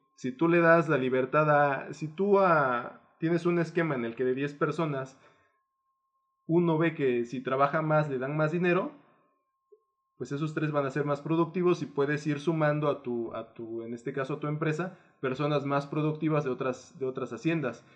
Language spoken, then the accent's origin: Spanish; Guerrero, Mexico; yo vengo del estado de Guerrero